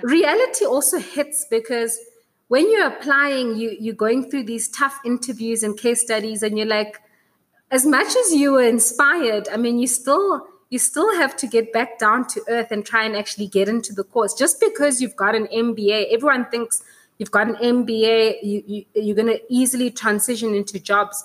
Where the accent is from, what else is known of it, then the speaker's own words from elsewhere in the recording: South Africa; as a South African